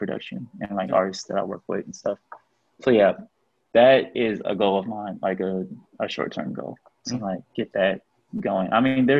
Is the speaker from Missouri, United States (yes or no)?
yes; Grandview, Missouri, United States; also born or lived in Kansas City; I grew up in Grandview, or at least like part of my time in KC, I was in Grandview